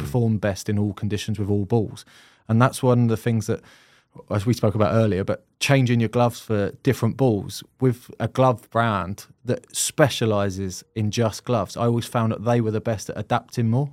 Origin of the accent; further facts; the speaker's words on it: Croydon, London, United Kingdom; moved away; I'm from Croydon originally